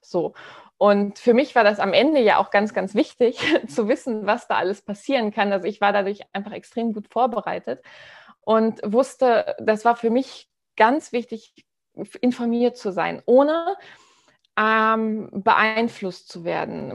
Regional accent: Hamburg, Germany; ich komme aus Hamburg, ja, bin Unternehmerin hauptberuflich und ähm, bin in Hamburg so verdrahtet und Hamburg ist so meine Herzenstadt

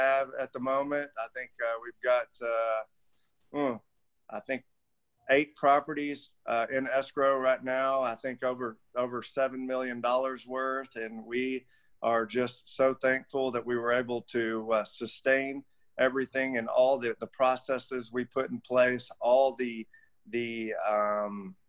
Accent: United States; being an American

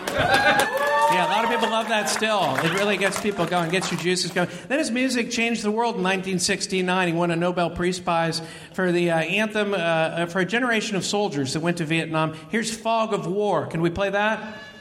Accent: San Francisco Bay Area, California, United States; moved away; I'm from the Bay Area originally, and it's just changed so much since I was here.

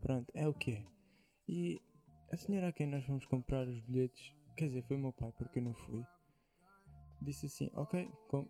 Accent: Portugal; accent: Portuguese; Eu sou aquele gajo que usa tá okay. palavras inglesas, só com o sotaque português.

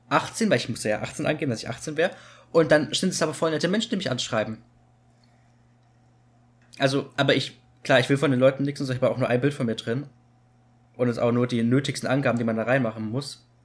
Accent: Cologne, North Rhine-Westphalia, Germany; ja, okay, ich komme aus Köln.

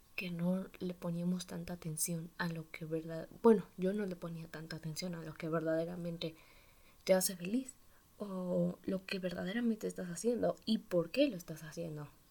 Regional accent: Mexico; tengo 15 años y soy de México. Bueno, pues también por eso este acento.

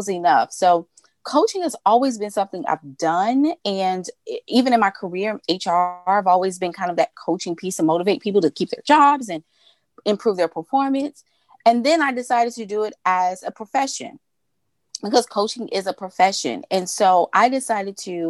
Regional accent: Memphis, Tennessee, United States; born and raised in Memphis, Tennessee

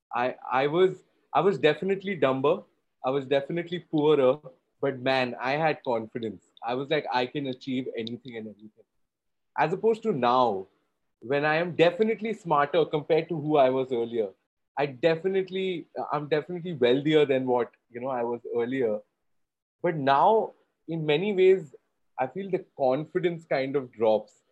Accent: Kolkata, West Bengal, India; I did a lot of theater growing up in Calcutta

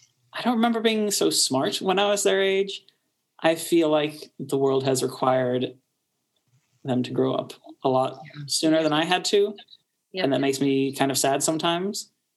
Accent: Kansas City, United States; being Iranian American in a painfully white suburb of Kansas City was trying at times.

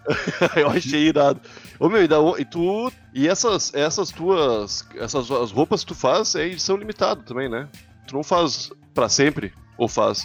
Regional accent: Rio Grande do Sul, Brazil; eu sou gaúcho

